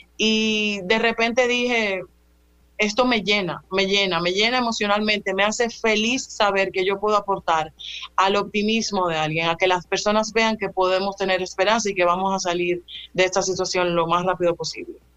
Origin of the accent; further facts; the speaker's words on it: Dominican Republic; como dominicanos